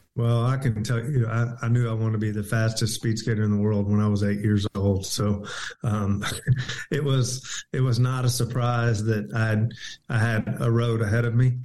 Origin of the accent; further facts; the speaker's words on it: Houston, Texas, United States; I grew up in North Houston